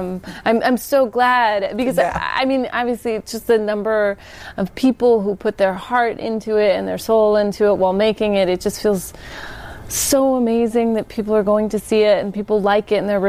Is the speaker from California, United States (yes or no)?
yes; Sacramento, California, United States; I grew up in Sacramento.